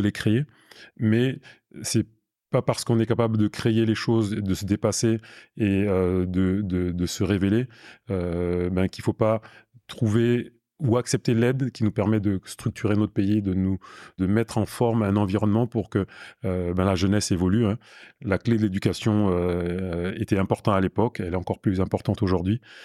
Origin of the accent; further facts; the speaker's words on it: Burkina Faso; moved away as an adult; also born or lived in Paris, France / Villiers-le-Bel, France; now in Toulouse, France; j'ai grandi de mes 3 ans à mes 19 ans au Burkina Faso